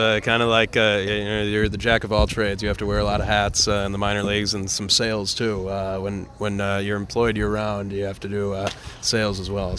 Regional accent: Minnetonka, Minnesota, United States; born and raised in Minnetonka.

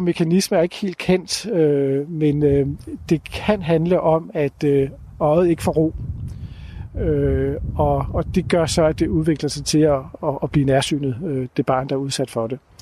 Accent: Denmark; som danskere

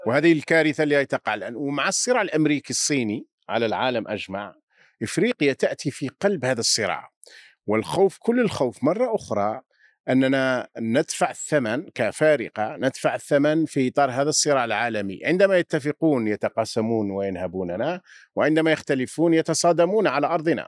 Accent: Algeria; يؤلمنا كجزائريين

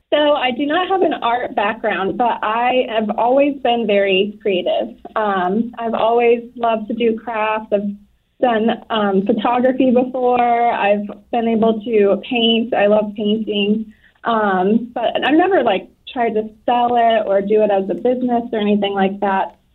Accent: Florida, United States; moved away as an adult; I'm from Florida and I ended up marrying into the military

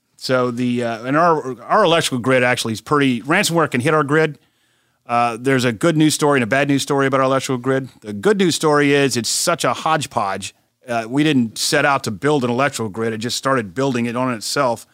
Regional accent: South Carolina, United States; my home state of South Carolina

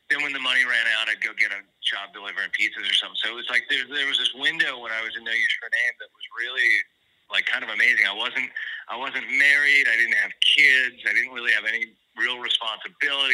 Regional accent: Santa Barbara, California, United States; also born or lived in Los Angeles; I grew up in Santa Barbara. I moved out down to L.A. first when I was like about 18.

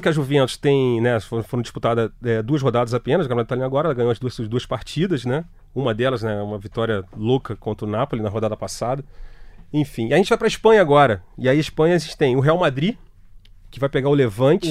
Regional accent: Brazil; a gente é brasileiro

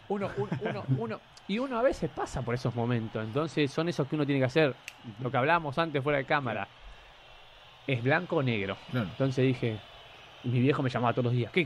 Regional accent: Buenos Aires, Argentina; moved away as an adult; also born or lived in Rosario; now in Peru; nosotros somos los cuatro de Buenos Aires.

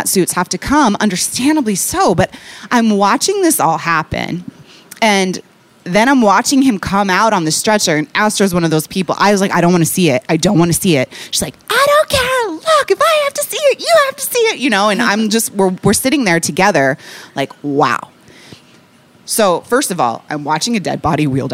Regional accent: Seattle, Washington, United States; also born or lived in New York; now in Chicago, United States; I'm from Seattle

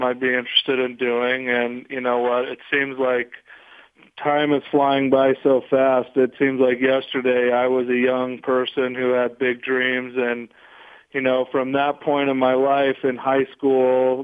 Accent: Wyoming, United States; also born or lived in Utah; I grew up in a small town in Wyoming on a cattle ranch

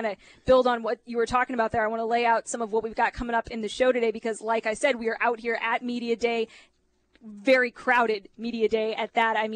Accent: St. Louis, Missouri, United States; now in Kansas City, United States; I grew up in St. Louis

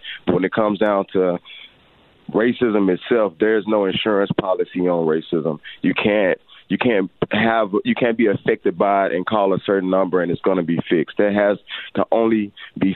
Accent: Little Rock, Arkansas, United States; also born or lived in West Africa; I am born and raised on Wolf Street, the street that got a lot of attention in the 90s for the gangbang on Little Rock scene

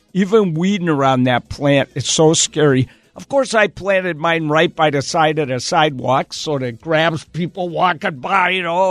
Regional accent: Wisconsin, United States; I grew up in Wisconsin

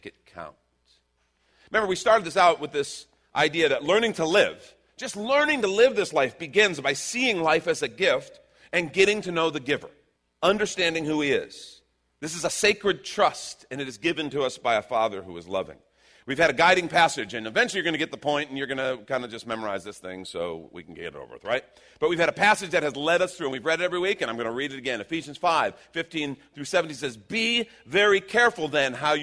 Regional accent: Texas, United States; We're from Texas

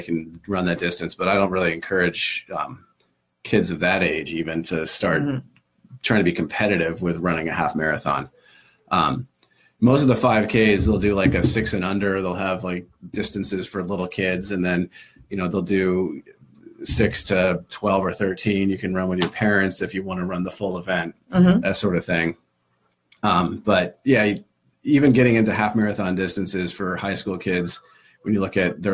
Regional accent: Midwest, United States; now in Cape Cod, United States; I'm from the Midwest

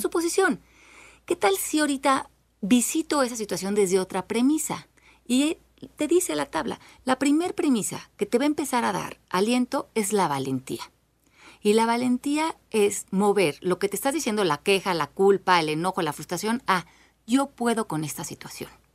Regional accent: Mexico; Nosotros como mexicanos

